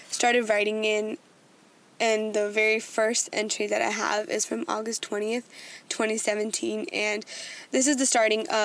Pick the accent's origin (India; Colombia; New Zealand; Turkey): India; Being Indian and being the kind of person I am, I always want to do my level best.